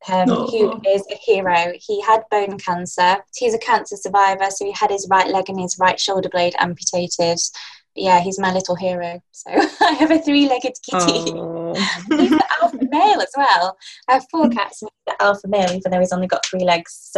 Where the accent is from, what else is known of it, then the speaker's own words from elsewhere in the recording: Lancashire, North West England, United Kingdom; I'm from Lancashire